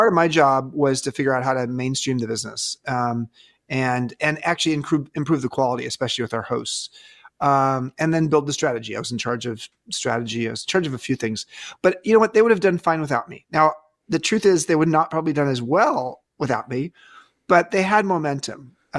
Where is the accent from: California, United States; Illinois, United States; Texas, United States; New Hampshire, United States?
California, United States; Yeah, so I grew up in Southern California, and I went up north to college at Stanford